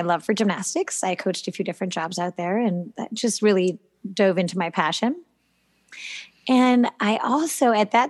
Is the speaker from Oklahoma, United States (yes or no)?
no; Massachusetts, United States; moved away as an adult; also born or lived in Washington, D.C.; I was born in Massachusetts.